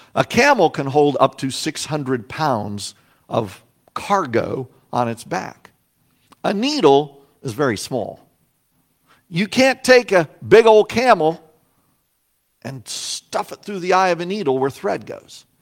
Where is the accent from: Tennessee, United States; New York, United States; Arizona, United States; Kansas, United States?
Kansas, United States; Salina; moved away; also born or lived in Plano, Illinois; my hometown of Salina, Kansas.